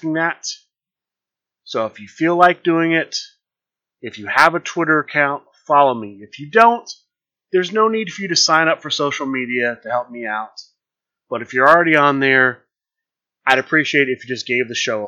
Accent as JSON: {"language": "English", "town": "Columbus", "region": "Ohio", "country": "United States", "tie": "born or raised there", "said": "Origins Game Fair because it is in my hometown"}